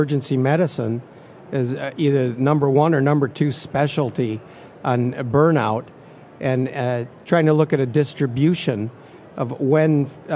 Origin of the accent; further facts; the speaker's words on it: Michigan, United States; moved away as an adult; now in Tennessee, United States; I'm originally from Michigan, went to medical school and graduate school, combined academic programs in Michigan